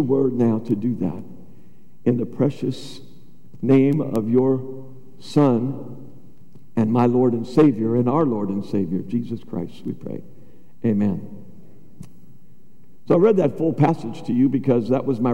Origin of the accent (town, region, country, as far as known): United States